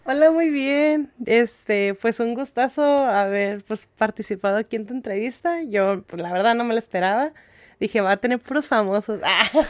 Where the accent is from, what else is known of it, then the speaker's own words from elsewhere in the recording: Ensenada, Baja California, Mexico; yo nací aquí, mis papás, este, pues mi mamá es de Zacatecas y mi papá es de Michoacán